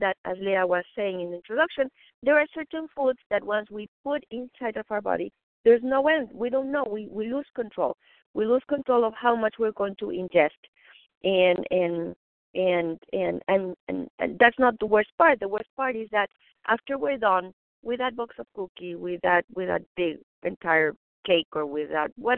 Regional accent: Mexico City, Mexico; moved away; I was raised vegetarian in Mexico City

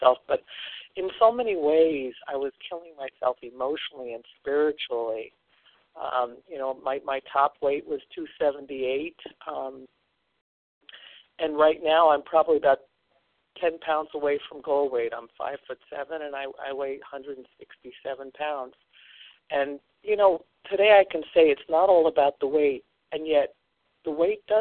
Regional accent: Long Island, New York, United States; I was raised on Long Island

